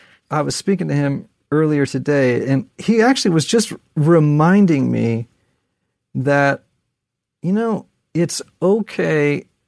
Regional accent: Connecticut, United States; And I'm from Connecticut, so this is going to sound terrible.

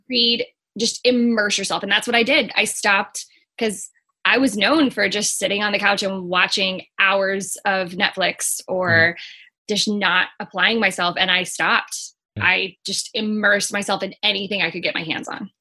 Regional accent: Missouri, United States; I'm originally from Missouri, and in Missouri, a lot of times you get married or you go to high school

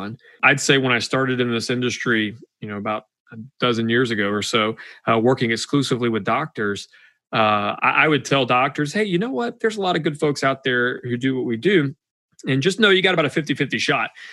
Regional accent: Georgia, United States; I'm from Georgia

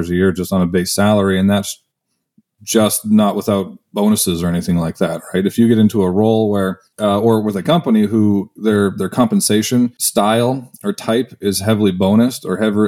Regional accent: Canada; moved away as an adult; I'm Canadian, so I played hockey

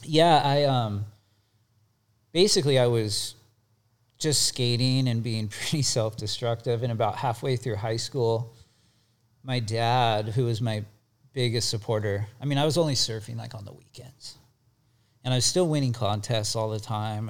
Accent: Bay Area, California, United States; moved away as an adult; also born or lived in Santa Cruz; I grew up in the Bay Area

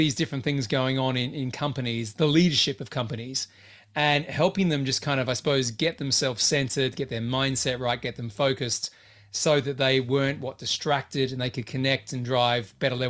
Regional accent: Australia; moved away; I'm Australian

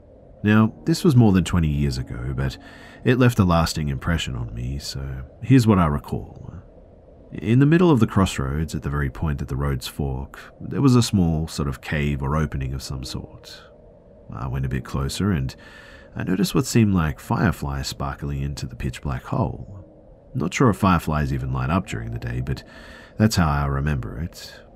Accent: Bosnia & Herzegovina; I'm from Bosnia, Europe.

